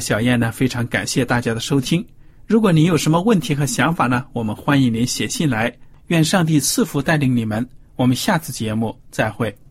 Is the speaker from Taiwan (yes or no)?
no; China; 我们中国人